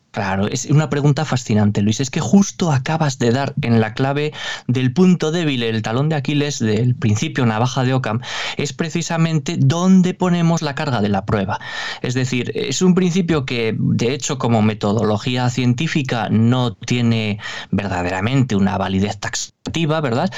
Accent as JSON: {"language": "Spanish", "region": "Navarre", "country": "Spain", "accent": "northern (norteño)", "said": "el acento, ¿no? Norteño, yo soy navarro"}